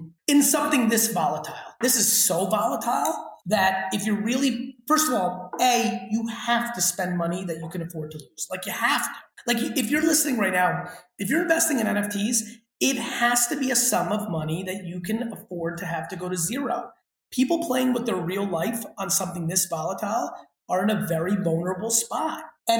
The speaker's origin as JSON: {"language": "English", "region": "New Jersey", "country": "United States", "tie": "born or raised there", "said": "I'm looking at New Jersey right now, and boy, even though Great Adventure and Action Park have played there, I'd love to build it in my home state."}